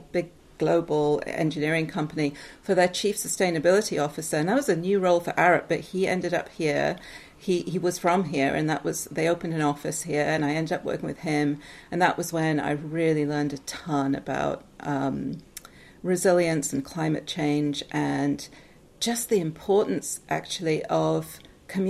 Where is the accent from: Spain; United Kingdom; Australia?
United Kingdom; Newcastle upon Tyne, North East England; moved away as an adult; also born or lived in Seattle, United States; now in United States; So I am originally from England. I'm from Newcastle in the north of England.